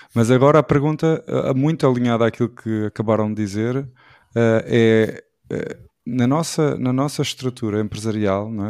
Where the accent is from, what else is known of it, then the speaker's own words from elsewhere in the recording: Portugal; somos orgulhosamente portugueses também